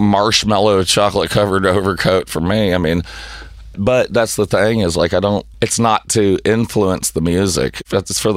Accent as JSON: {"language": "English", "region": "Tennessee", "country": "United States", "said": "I'm white trash from Tennessee"}